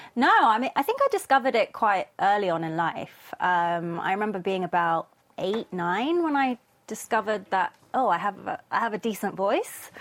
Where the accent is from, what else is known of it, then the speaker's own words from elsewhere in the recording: London, United Kingdom; moved away as an adult; now in Korea; so I was born and raised in London, or just kind of outside London.